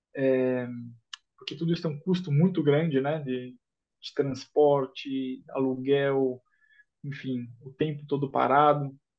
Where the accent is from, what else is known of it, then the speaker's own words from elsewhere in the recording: São Paulo, Brazil; Eu sou nascido em São Paulo